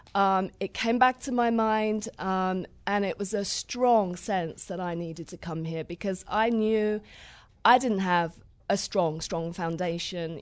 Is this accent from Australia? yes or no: no; Crawley, South East England, United Kingdom; accent: southern; moved away as an adult; I'm from Crawley, West Sussex.